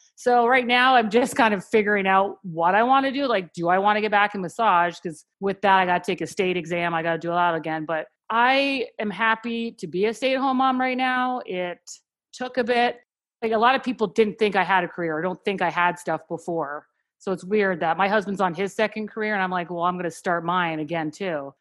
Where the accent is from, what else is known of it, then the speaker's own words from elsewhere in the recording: Canada; moved away as an adult; also born or lived in Philadelphia; now in United States; I'm actually from Canada, and we met in Philadelphia